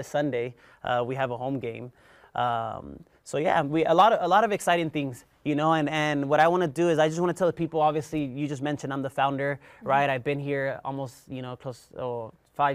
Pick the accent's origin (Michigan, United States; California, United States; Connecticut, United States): California, United States; Compton; moved away as an adult; now in Northern Nevada, United States; I'm from Southern California, where Compton, California, Linwood, very inner city-ish, you know, where you really have to work hard. And growing up, you know, my family, My dad's from Mexico, my mom's from El Salvador, you know, and there's eight of us, and we grew up in a two-bedroom house